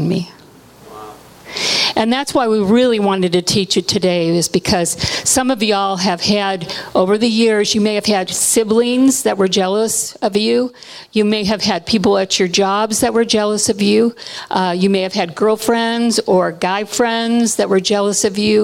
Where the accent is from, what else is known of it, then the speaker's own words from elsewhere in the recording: Hawaii, United States; I was born in Hawaii, and we've done a lot of ministry in Hawaii